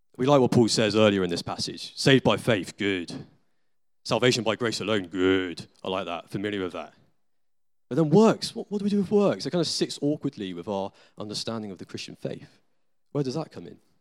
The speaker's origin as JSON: {"language": "English", "country": "United Kingdom", "said": "we're British citizens in the twenty-first century"}